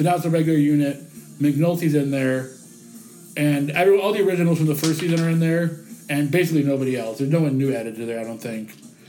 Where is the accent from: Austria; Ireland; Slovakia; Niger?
Ireland; Yeah, me too. But I'm Irish, so that's why.